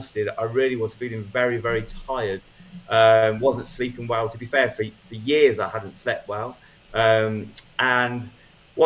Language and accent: English; United Kingdom; I'm British